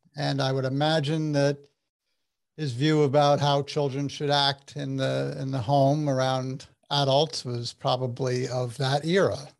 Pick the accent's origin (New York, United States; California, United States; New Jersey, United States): New Jersey, United States; Essex County; I grew up in Essex County, New oh. Jersey